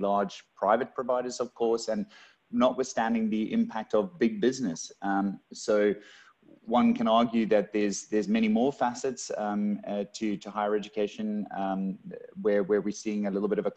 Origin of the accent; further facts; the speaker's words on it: Cape Town, Western Cape, South Africa; moved away as an adult; now in Australia; coming from South Africa originally, born and raised in Cape Town and only been in Australia for the better part of 3 years